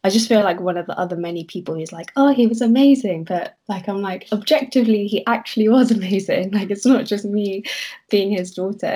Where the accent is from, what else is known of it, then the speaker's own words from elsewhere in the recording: London, United Kingdom; I am born and raised in London